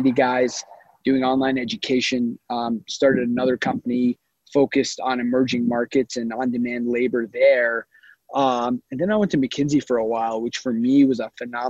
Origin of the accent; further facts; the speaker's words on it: Huntsville, Alabama, United States; moved away; also born or lived in California; I grew up in Huntsville, Alabama, which is a little bit of a weird place for a California boy to grow up